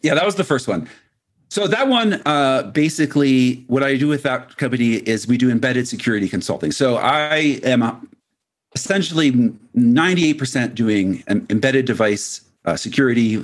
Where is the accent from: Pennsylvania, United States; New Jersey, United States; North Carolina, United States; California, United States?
Pennsylvania, United States; Philadelphia; moved away as an adult; also born or lived in Annapolis, Maryland; now in Colorado, United States; I grew up, uh, around Philadelphia